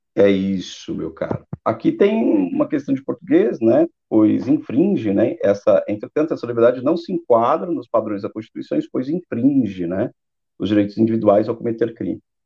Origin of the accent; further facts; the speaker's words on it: Brazil; eu brasileiro